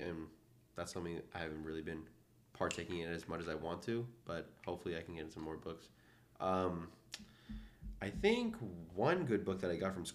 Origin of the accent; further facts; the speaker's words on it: Atlanta, Georgia, United States; moved away as an adult; now in Philadelphia, United States; I'm also from Atlanta